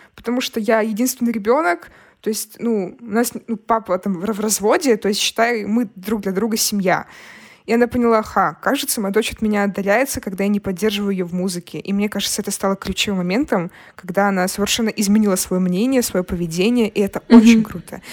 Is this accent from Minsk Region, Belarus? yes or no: no; Brest, Brest Region, Belarus; moved away; мы из Бреста, у нас бедная семья